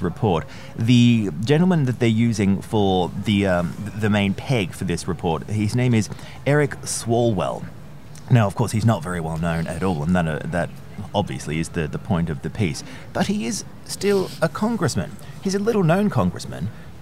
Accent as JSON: {"language": "English", "country": "Australia", "moved": "yes", "lives_now": "United Kingdom", "said": "You and I, of course, are based in the United Kingdom. I'm originally from Australia"}